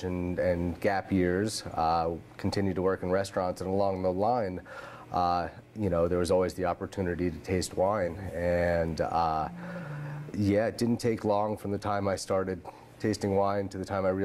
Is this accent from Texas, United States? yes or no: no; New York, United States; moved away as an adult; now in Oregon, United States; growing up in New York